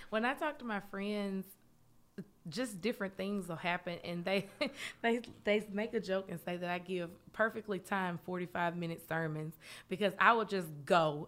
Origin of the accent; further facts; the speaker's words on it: Memphis, Tennessee, United States; moved away as an adult; also born or lived in Knoxville, Tennessee; now in Oak Ridge, United States; I'm from Memphis